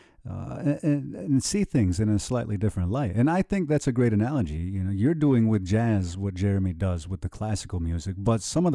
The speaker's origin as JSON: {"language": "English", "region": "New York", "country": "United States", "said": "I come from Erez in New York"}